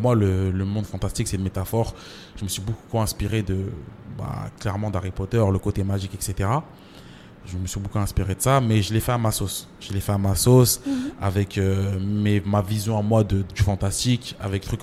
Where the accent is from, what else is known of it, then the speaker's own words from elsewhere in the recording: Champigny-sur-Marne, Île-de-France, France; also born or lived in Comoros (origin); J'ai grandi à Champigny. J'ai grandi à Champigny